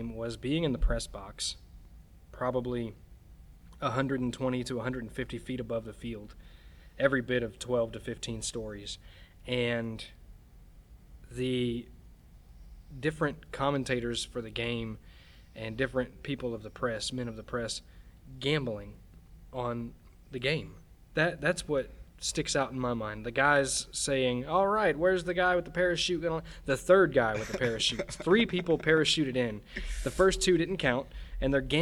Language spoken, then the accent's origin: English; United States; I'm an American, and it felt American to be there